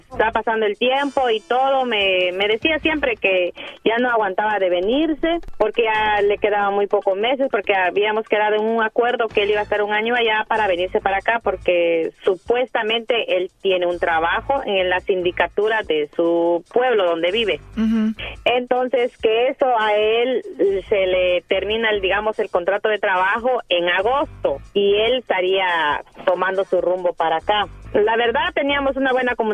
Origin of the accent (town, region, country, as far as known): Guatemala; moved away